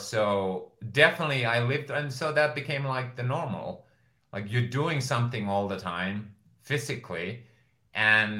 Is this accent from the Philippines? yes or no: no; Finland; moved away as an adult; now in United States; at age 30, I move back to Finland